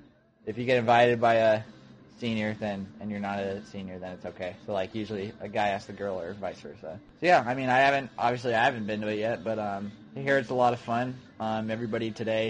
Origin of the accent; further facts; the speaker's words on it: Lakewood, California, United States; we're from Lakewood, California.